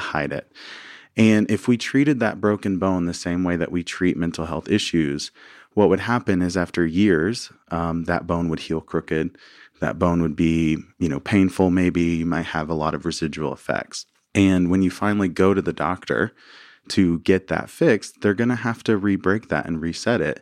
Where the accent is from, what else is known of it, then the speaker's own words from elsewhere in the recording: Arkansas, United States; moved away; also born or lived in New Orleans; I grew up in Arkansas, uh, small town.